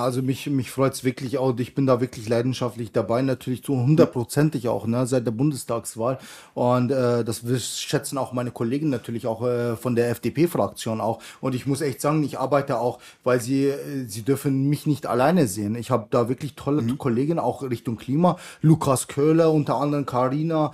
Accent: Bavaria, Germany; ich komme ja aus Bayern

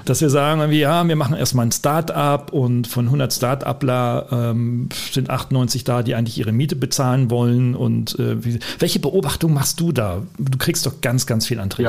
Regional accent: Oldenburg, Lower Saxony, Germany; wir beide Norddeutsche sind, du in Hamburg und ich, ja. aus, ich aus Ollenburg

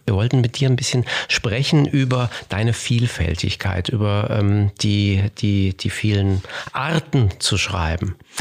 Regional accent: Germany; bei uns in Deutschland

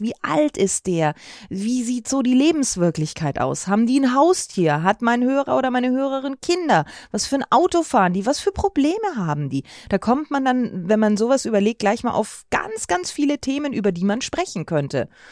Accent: Bad Windsheim, Bavaria, Germany; now in Munich, Germany; aus Winsheim, wo ich aufgewachsen bin

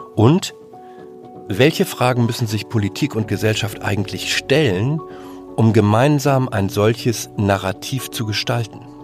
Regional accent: Germany; als Deutsche

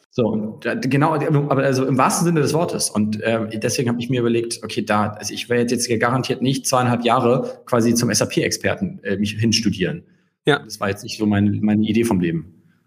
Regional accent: Hamburg, Germany; ich ähm, bin Hamburger

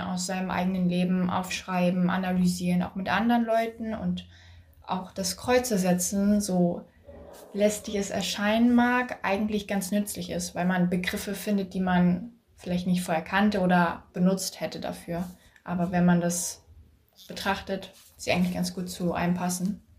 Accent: Schleswig-Holstein, Germany; ich bin aus Schleswig-Holstein

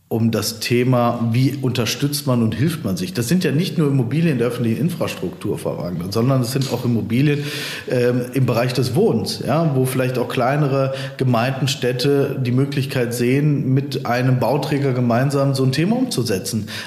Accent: Cologne, North Rhine-Westphalia, Germany; now in Bonn, Germany; als äh, Kölner äh, natürlich Köln, ja, aber ich wohne ja auch schon lange in Bonn.

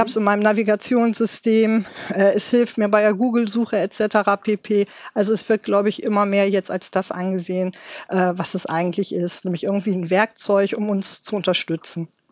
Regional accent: Germany; bei uns in Deutschland

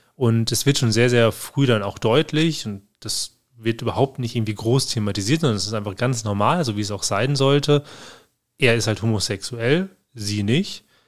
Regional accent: Germany; bei uns in Deutschland

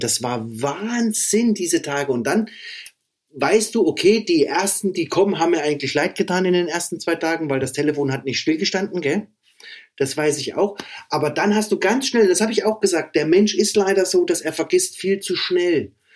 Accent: Meiningen, Thuringia, Germany; moved away as an adult; now in Erfurt, Germany; ich komme eigentlich aus Meiningen, ne? Ja, genau. Das ist mein, das ist mein Geburtsort

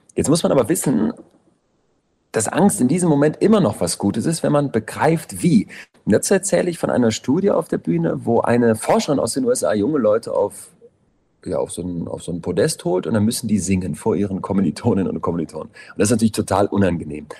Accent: Solingen, North Rhine-Westphalia, Germany; now in Berlin, Germany; in Solingen, wo ich herkomme

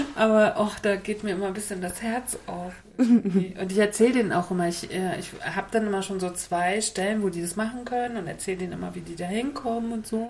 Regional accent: Mecklenburg-Vorpommern, Germany; ich so als Mecklenburgerin

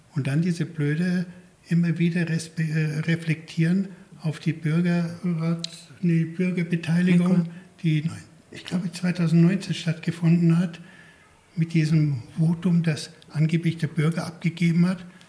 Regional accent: Garmisch-Partenkirchen, Bavaria, Germany; ich geboren bin in Garmisch-Partenkirchen

